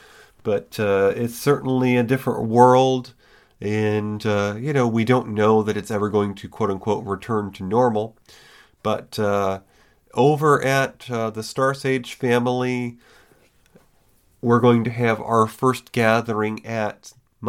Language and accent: English; New York, United States; moved away; I'm still in the great state of New York